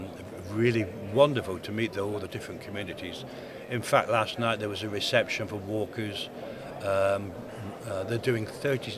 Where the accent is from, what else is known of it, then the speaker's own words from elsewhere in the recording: Plymouth, South West England, United Kingdom; now in Coventry, United Kingdom; My hometown's Plymouth, but I chose to live in Coventry